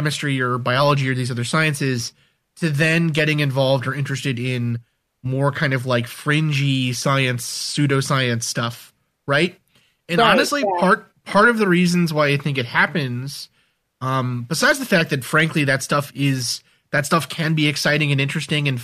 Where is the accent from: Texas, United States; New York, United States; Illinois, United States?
New York, United States; New York City; I grew up in New York City